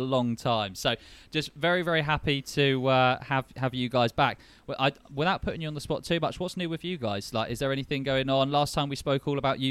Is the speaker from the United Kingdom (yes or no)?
yes; London, United Kingdom; I'm from London